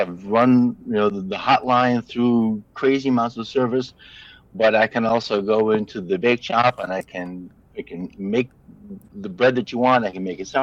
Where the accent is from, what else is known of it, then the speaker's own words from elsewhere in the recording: Northern Michigan, United States; also born or lived in Florida; now in Oregon, United States; I grew up in Northern Michigan, so I know what 220 inches of snow looks like